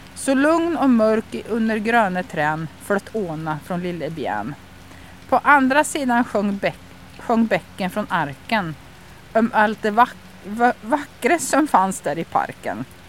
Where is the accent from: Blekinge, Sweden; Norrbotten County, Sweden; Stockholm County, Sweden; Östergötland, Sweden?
Östergötland, Sweden; accent: Östgötska; jag pratar ju östgötska